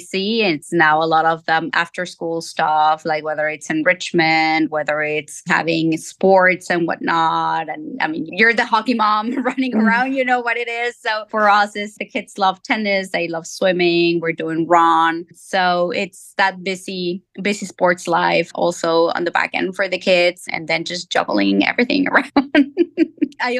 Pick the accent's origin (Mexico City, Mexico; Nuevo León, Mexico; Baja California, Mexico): Mexico City, Mexico; now in Virginia, United States; I'm born and raised in Mexico City